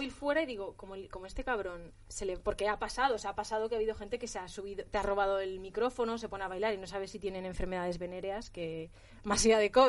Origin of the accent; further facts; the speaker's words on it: Spain; cuando saben que ya, que ya tengo acento, cuando saben que ya soy de España